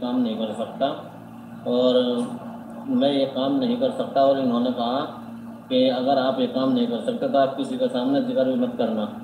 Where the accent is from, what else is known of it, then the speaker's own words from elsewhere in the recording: India; मैं गाँव हडवाड़े का रहने वाला हूँ